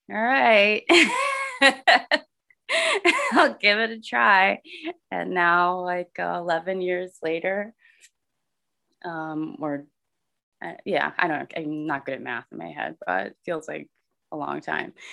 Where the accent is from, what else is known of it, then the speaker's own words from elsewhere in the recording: Connecticut, United States; also born or lived in California / Texas / Philadelphia / Rhode Island; I'm, I guess I'm from Connecticut. I wasn't born there, but I grew up there.